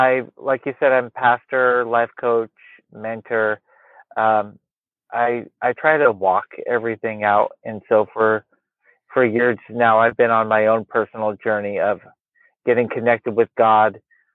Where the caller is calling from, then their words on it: Portland, Oregon, United States; We still have daylight. I'm in Portland, Oregon. Technically